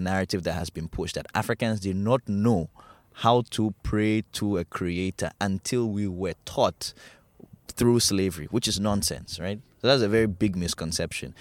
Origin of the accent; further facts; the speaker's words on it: Ghana; we grew up in Ghana